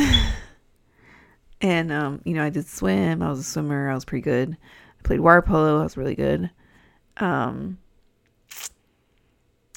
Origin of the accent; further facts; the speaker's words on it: San Diego, California, United States; accent: Californian; moved away as an adult; also born or lived in Albuquerque, New Mexico; now in Illinois, United States; I'm from California, if you couldn't tell by my accent